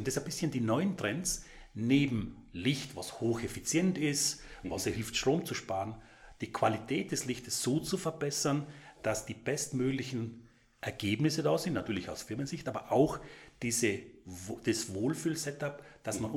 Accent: South Tyrol, Trentino-Alto Adige, Italy; now in Vorarlberg, Austria; Als gebürtiger Südtiroler

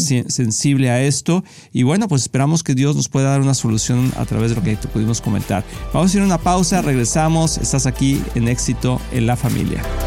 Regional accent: Barinas, Venezuela; Soy de Venezuela, Estado Barinas

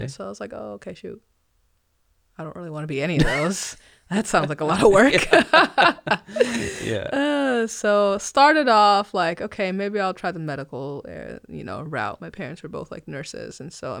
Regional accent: Nigeria; born there; So I mentioned I was born in Nigeria, so ethnically Nigerian

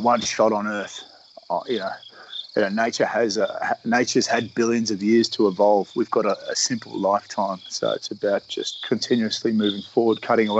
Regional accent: Australia; I am an Australian sailor

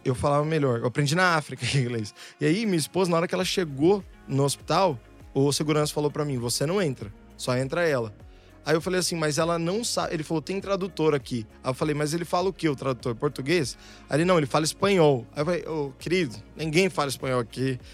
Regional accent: Santo André, São Paulo, Brazil; also born or lived in São Bernardo do Campo; Eu morava em Santo André, no Bom Pastor

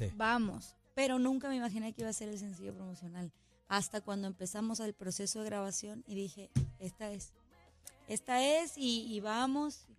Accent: Peru; en mi país hay un montón

